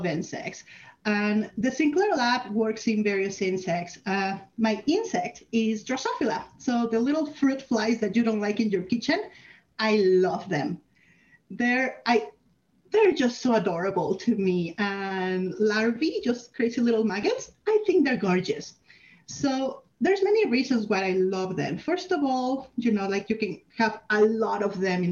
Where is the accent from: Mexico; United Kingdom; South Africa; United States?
Mexico; moved away as an adult; now in Canada; I'm from Mexico, where I was lined up to be a doctor, and I did 2 years of med school, then came to Canada